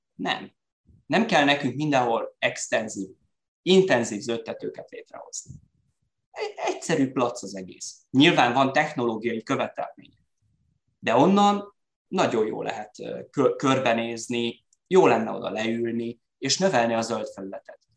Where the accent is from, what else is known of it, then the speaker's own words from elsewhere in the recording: Szeged, Csongrád-Csanád, Hungary; mi szegediek vagyunk, és mi magyarok vagyunk